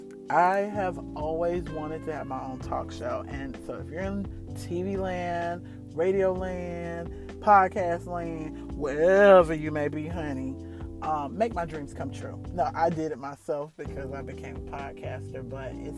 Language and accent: English; New York, United States; Well, we lived on Long Island